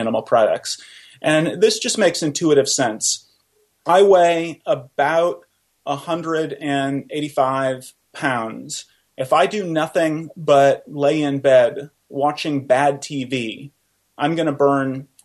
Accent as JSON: {"language": "English", "region": "Oklahoma", "country": "United States", "tie": "born or raised there", "also_born_or_lived": "Iowa", "moved": "as an adult", "said": "I grew up in Oklahoma"}